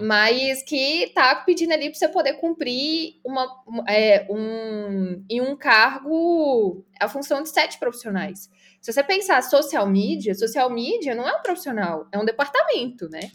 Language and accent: Portuguese; Belo Horizonte, Minas Gerais, Brazil; Sou de BH, Minas Gerais